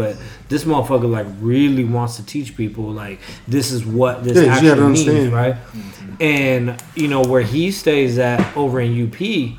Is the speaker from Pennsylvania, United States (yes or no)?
no; Tacoma, Washington, United States; I'm mixed with a bunch of different shit or whatever. Like, I don't need to know all that. I do know I'm from Tacoma.